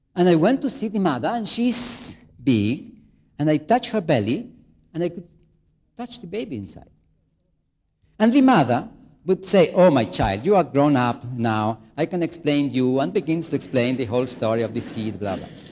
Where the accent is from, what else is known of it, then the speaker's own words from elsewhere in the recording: Chile; moved away; I come from Chile, South America, very far away